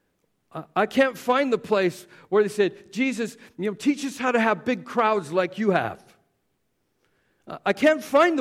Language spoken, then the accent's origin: English; Southern Canada, Canada; We were Southern Baptist because we're from Southern Canada